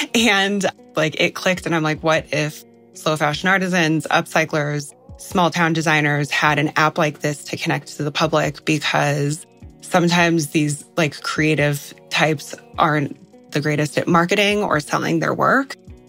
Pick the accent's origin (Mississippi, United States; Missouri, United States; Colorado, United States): Colorado, United States; Red Cliff; I am from Red Cliff, Colorado, raised on Ute land.